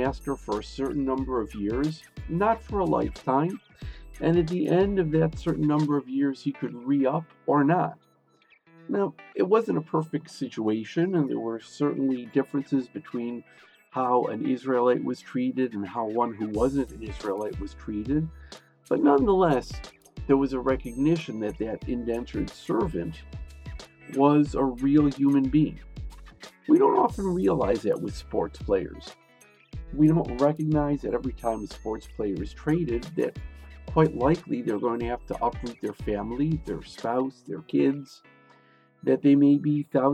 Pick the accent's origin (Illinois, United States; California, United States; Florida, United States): Illinois, United States; Chicago; I grew up in Chicago